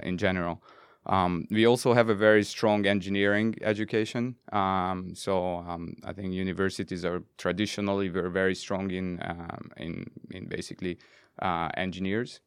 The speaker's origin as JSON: {"language": "English", "region": "Budapest", "country": "Hungary", "tie": "born or raised there", "moved": "yes", "said": "I'm from Budapest, born and raised."}